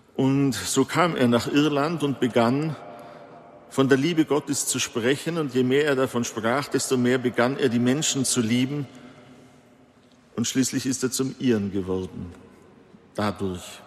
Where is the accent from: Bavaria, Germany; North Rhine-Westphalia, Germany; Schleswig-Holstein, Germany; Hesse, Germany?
Bavaria, Germany; hier bei uns in Bayern